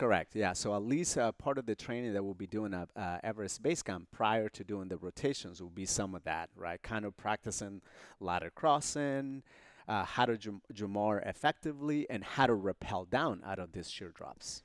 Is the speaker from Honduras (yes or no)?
yes; Honduras; moved away; I was born in Honduras in this, uh, small border town, uh, near El Salvador.